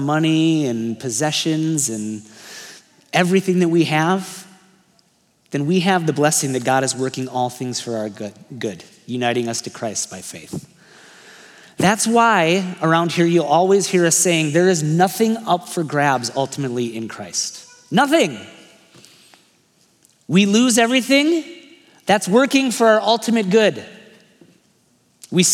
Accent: United States

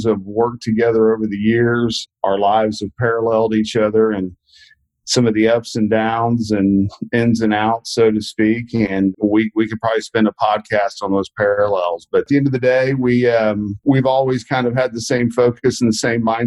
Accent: Midland, Texas, United States; now in Dallas, United States; I grew up in Midland, Texas.

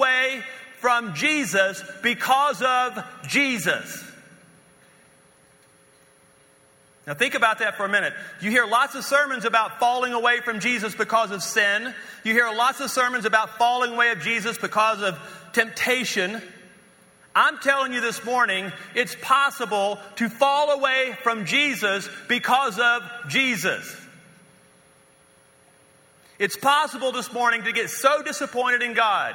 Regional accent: North Louisiana, United States; moved away as an adult; also born or lived in West Texas / Dallas, Fort Worth; now in Colorado, United States; we're from North Louisiana

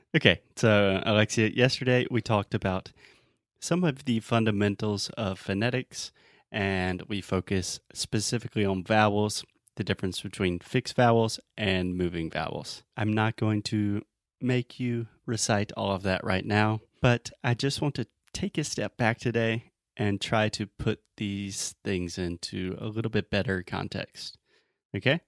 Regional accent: Southern US, United States; accent: Southern; I have a Southern accent.

